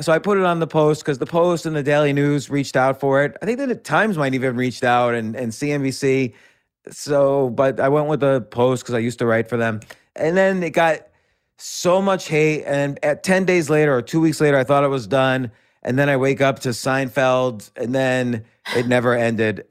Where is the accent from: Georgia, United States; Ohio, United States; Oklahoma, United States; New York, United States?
New York, United States; New York City; grew up in and around New York City in the seventies.